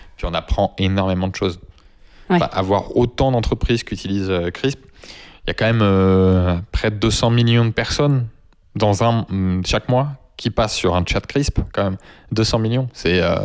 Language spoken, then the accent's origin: French; France; first language French; On parle juste dans notre langue natale